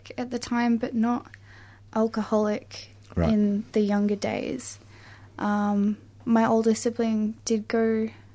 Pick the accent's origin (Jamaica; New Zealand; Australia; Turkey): Australia; regional Victoria; my hometown in regional Victoria